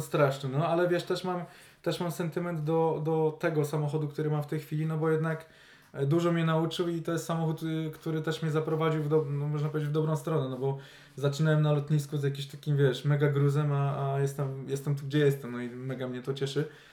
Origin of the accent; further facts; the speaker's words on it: Poznań, Greater Poland, Poland; jesteśmy wszyscy z Poznania